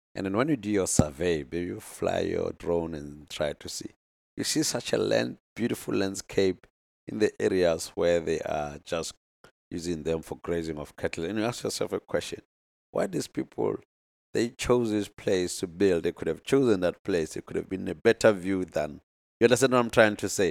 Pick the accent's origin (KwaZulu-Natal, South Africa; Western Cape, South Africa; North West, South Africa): North West, South Africa; I'm from the Northwest, uh, in South Africa here